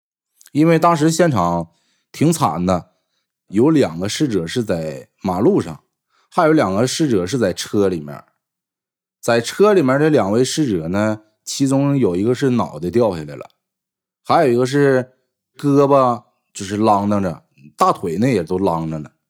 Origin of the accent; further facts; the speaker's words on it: Northeast China, China; 我们东北那边还没有亮天